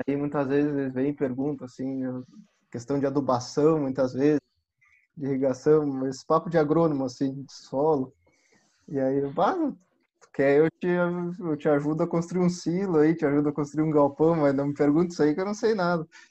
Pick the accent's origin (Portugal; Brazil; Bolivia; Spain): Brazil; Camaquã, Rio Grande do Sul; eu sou do interior de Camacuã, meus pais também são.